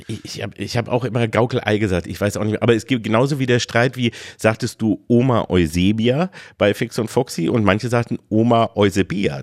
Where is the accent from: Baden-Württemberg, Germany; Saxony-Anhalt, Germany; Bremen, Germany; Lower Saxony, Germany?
Lower Saxony, Germany; Engelbostel; zu dem kleinen äh, Krämerladen, den es da bei uns in Engelbostel nur gab